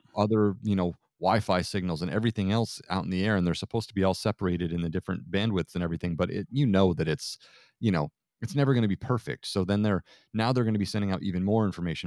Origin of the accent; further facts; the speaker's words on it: Vermont, United States; I grew up in Vermont